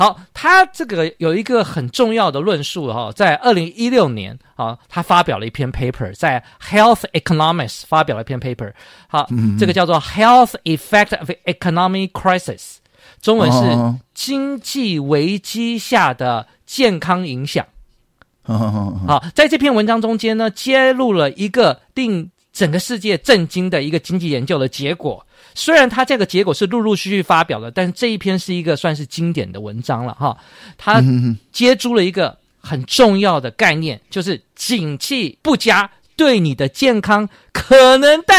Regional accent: Taiwan; moved away; also born or lived in United States; 对对对，我在小时候，因为我在去美国念书前，或是想起小时候

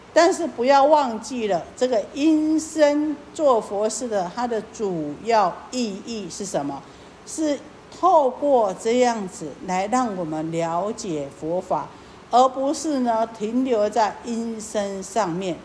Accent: Taiwan; 我们台湾话讲客俗语

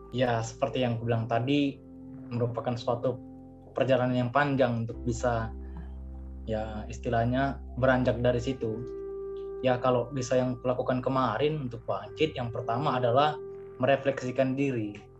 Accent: Medan, North Sumatra, Indonesia; aku dari Medan

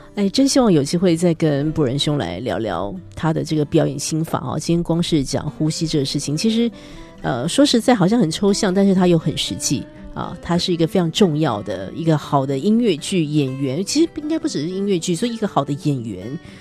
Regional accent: Taiwan; 我们台湾人

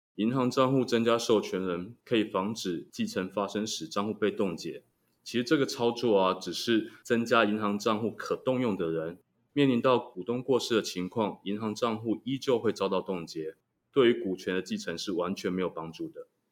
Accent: Taiwan; 我们台湾人民

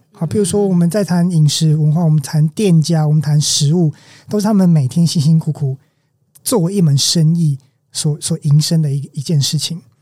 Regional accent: Taichung, Taiwan; also born or lived in Kaohsiung; 我在这里长大，当然我有对它有一定的熟悉程度

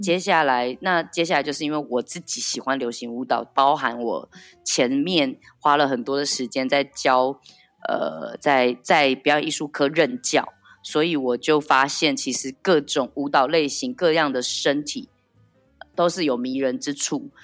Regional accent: Taiwan; moved away as an adult; now in Paris, France; 我感觉到身为一个台湾人或是身为一个台湾艺术家在这里的处境

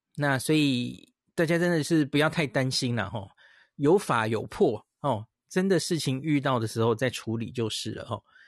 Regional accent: Taiwan; 然后我们这里也没有很奇怪的什么台湾变种病毒哦

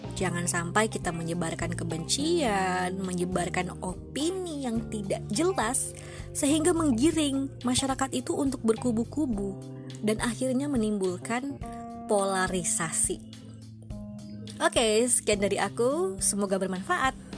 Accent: Bengkulu, Indonesia; asalku dari Bengkulu

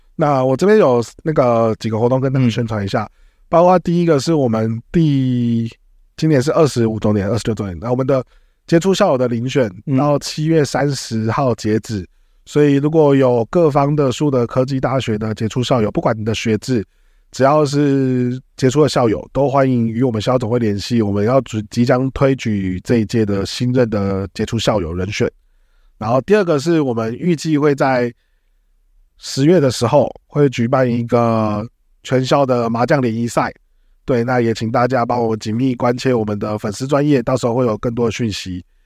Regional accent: Taiwan; 我是个台客

